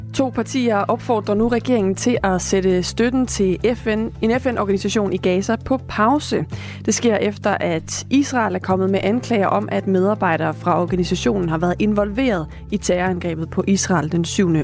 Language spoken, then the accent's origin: Danish; Denmark; som danskere